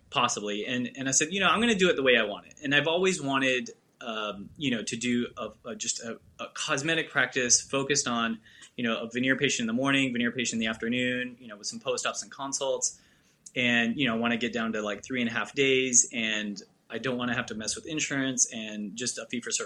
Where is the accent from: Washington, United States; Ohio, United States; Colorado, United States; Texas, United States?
Texas, United States; Houston; also born or lived in New York; I was born in New York, and then when I was 2 years old, we moved to Texas, to Houston.